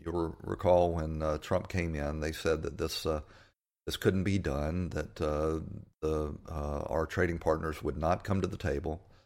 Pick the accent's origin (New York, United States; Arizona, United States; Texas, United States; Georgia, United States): Georgia, United States; Atlanta; growing up in Atlanta